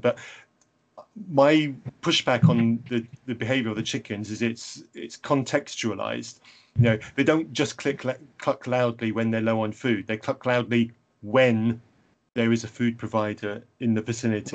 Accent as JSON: {"language": "English", "region": "England", "country": "United Kingdom", "said": "I'm English"}